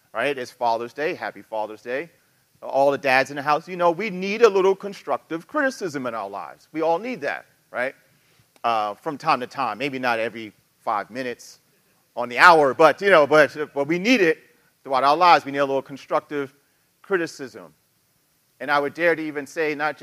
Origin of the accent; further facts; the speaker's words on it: New York City, New York, United States; I'm from New York City